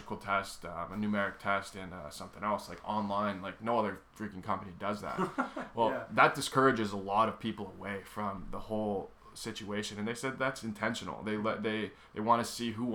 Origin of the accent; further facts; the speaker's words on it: United States; now in Canada; I'm American.